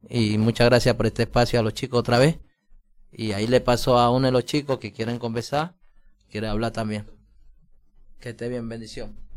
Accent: Colombia; now in Mendoza, Argentina; como en Colombia, que yo crecí en mi país

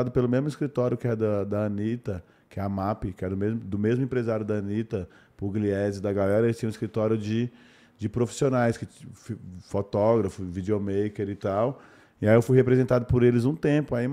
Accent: Belo Horizonte, Minas Gerais, Brazil; Novão, trampar com modelo, vim de BH, né, mano?

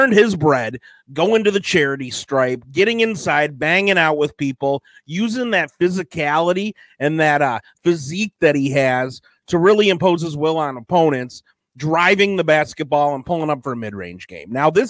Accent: Detroit, Michigan, United States; I'm from Detroit.

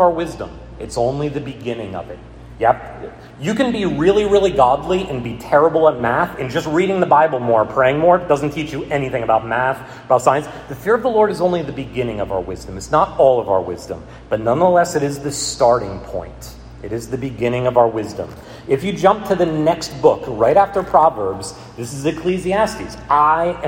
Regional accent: United States; As American Christians

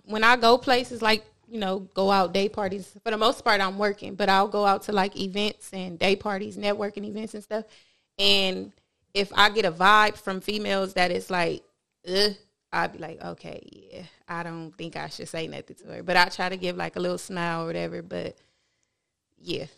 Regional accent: Compton, California, United States; I'm from Compton

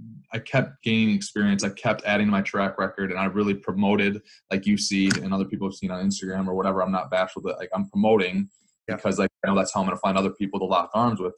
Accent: Wisconsin, United States; I'm from Wisconsin, so in this area.

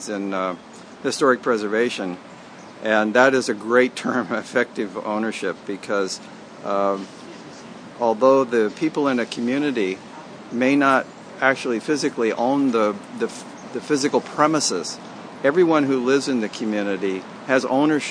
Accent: Los Angeles, California, United States; I grew up on Bunker Hill in the 1940s, 50s, and 60s

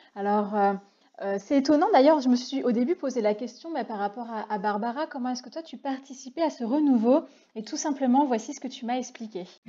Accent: Reims, Grand Est, France; nous sommes toutes les trois des rémoises

